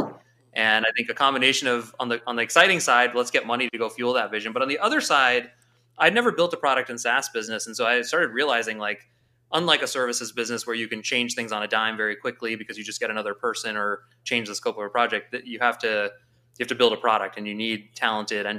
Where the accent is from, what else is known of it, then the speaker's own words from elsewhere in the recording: St. Louis, Missouri, United States; moved away; born and raised in St. Louis, very proudly. And I was away for 18 years, and I actually just moved back